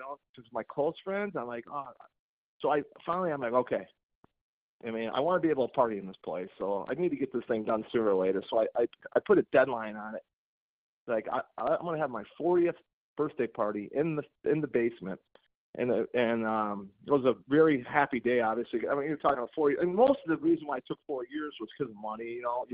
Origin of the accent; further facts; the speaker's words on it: McHenry, Illinois, United States; I was born and raised in McHenry, Illinois